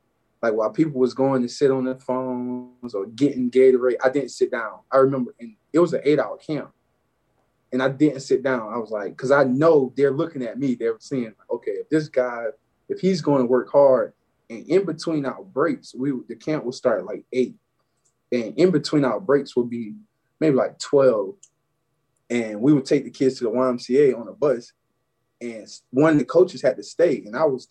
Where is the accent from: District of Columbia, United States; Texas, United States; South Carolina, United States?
South Carolina, United States; Barnwell; moved away as an adult; also born or lived in Beaufort, South Carolina; I'm from Barnville, South Carolina.